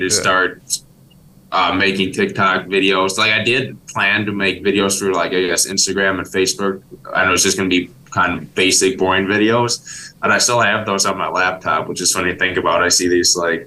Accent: Milwaukee, Wisconsin, United States; I'm from Milwaukee, Wisconsin here

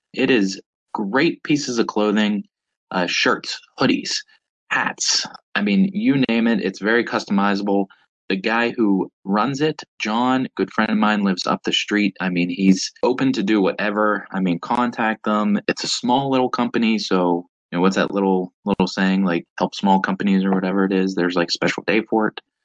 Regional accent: Pittsburgh, Pennsylvania, United States; born and raised in Pittsburgh, PA

